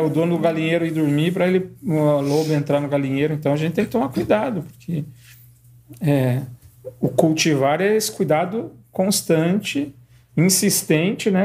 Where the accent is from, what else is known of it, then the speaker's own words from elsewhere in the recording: Guarapuava, Paraná, Brazil; eu sou de Guarapuava